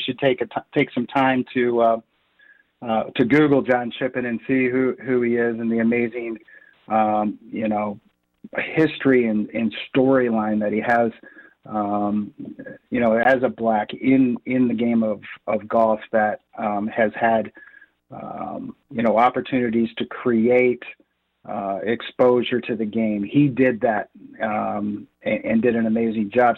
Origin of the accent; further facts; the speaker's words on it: Lexington, Michigan, United States; I grew up in Lexington, Michigan.